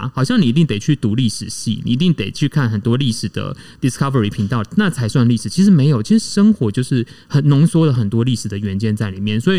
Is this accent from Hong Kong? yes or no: no; Tainan, Taiwan; also born or lived in Taichung / Beijing / Shanghai / Bangkok; 我其实就是在国宅长大的小孩。我是在呃，因为我就住台南嘛，然后那个我爸妈结婚的时候，他们就搬到南区去住了，所以我从小就是住新兴国宅，哦，在那个呃东中华南路上面。